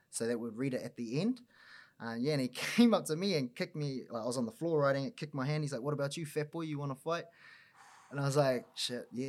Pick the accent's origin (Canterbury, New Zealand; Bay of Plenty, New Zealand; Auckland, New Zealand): Auckland, New Zealand; now in Wellington, New Zealand; born and raised on the north shore of Auckland